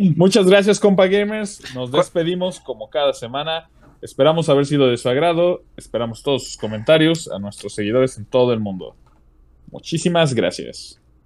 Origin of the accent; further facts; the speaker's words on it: Mexico; como mexicano uno siente, les digo, yo, yo siento bonito de ver mi país representado de buena manera